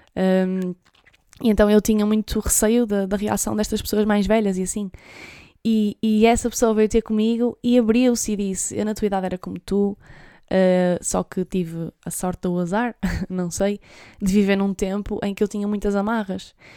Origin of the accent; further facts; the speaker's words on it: Trás-os-Montes, Portugal; eu sou de Trás-os-Montes